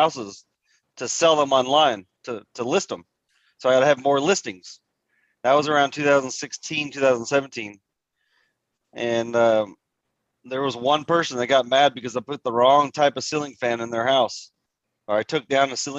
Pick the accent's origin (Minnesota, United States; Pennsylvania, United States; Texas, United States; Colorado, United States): Texas, United States; Haltom City; I grew up here in Haltom City, Fort Worth, Texas